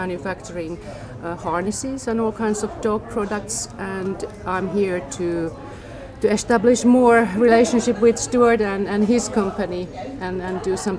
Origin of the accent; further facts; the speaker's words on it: Finland; I'm actually from Finland.